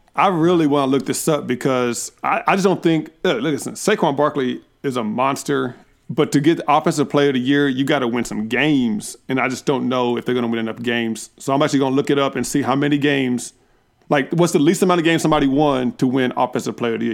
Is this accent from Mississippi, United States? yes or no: no; Texas, United States; now in Indiana, United States; I'm from Texas